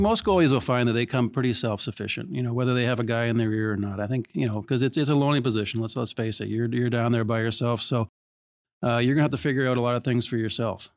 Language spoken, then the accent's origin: English; Toronto, Ontario, Canada; I grew up in Etobicoke.